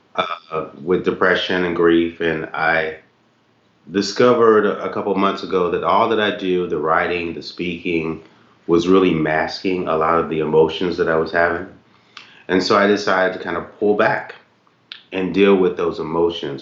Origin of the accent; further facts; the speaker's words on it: Knoxville, Tennessee, United States; moved away; also born or lived in Ohio; we grew up in Knoxville, Tennessee